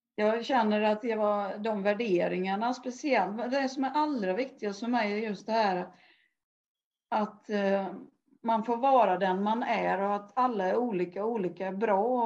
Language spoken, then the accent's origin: Swedish; Älvsered, Sweden; jag kommer ifrån Älvsred, uppvuxen där